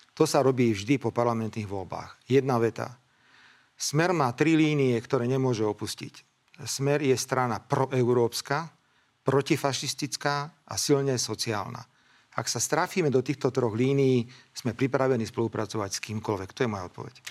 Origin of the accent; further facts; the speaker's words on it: Slovakia; My sme Slováci